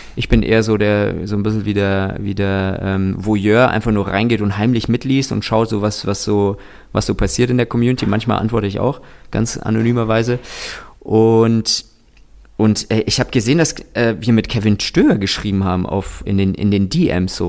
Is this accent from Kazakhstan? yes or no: yes; Kazakhstan; ich bin tatsächlich in Kasachstan geboren.